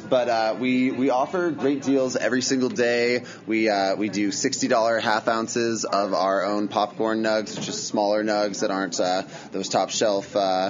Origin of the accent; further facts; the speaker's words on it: Steamboat Springs, Colorado, United States; also born or lived in Front Range, Colorado; I'm from Steamboat. I'm a Steamboat local. I lived in the Front Range, worked in a couple different industries for a few years, and then moved back this year to help out with the business.